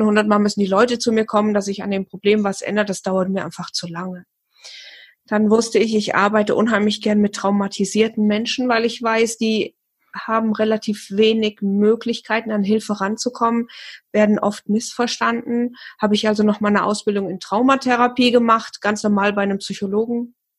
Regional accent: near Fulda, Hesse, Germany; Ich komme aus dem schönen Hessen und zwar äh, aus der Nähe von Fulda

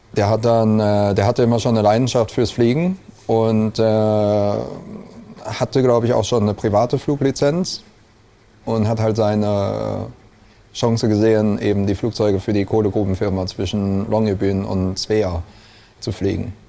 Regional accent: Neuwied, Rhineland-Palatinate, Germany; moved away; also born or lived in Westerwald / Oslo, Norway; aus dem Rheinland. Also ich bin halb halb im Westerwald und äh, in Neuwied aufgewachsen

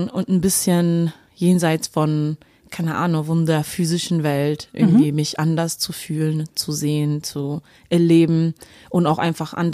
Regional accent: Duisburg, North Rhine-Westphalia, Germany; aus Duisburg und da war das, also ist jetzt auch keine Naturstadt oder sowas

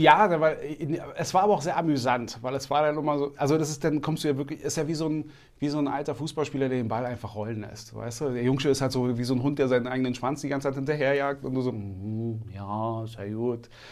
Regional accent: Berlin, Germany; ich bin im Märkischen Viertel groß geworden, also Reinickendorf

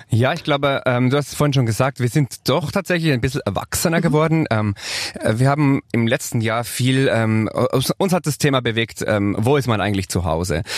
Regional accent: Bernese Oberland, Switzerland; accent: Swiss German; ich komme ja aus der Schweiz, aus dem Berner Oberland

